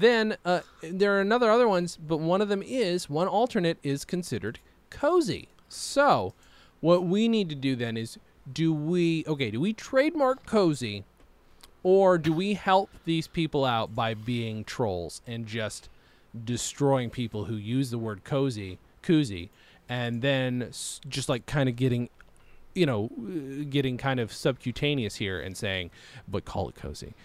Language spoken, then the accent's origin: English; Lawrence, New York, United States; moved away; much disdain as I might have had for growing, growing up in Lawrence